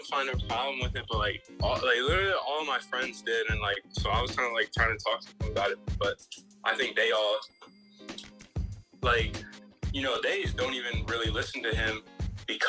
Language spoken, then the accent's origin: English; Baltimore, Maryland, United States; I'm from Baltimore, Maryland